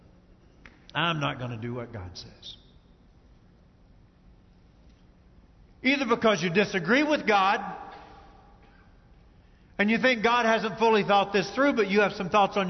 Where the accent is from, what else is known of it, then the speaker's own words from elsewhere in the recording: Kentucky, United States; I grew up in Kentucky